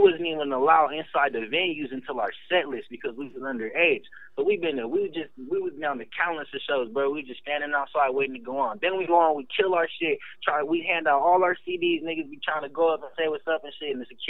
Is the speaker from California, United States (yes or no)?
yes; Ukiah, California, United States; We're from Ukiah, California. That's like freaking, I say it's about 3 hours north of San Francisco, a little town out of Mendocino.